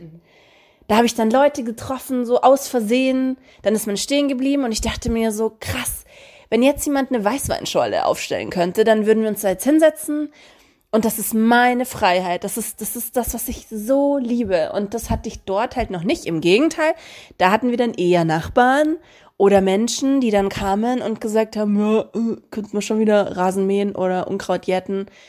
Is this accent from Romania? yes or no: yes; Romania; now in Germany; meine Kindheit in Rumänien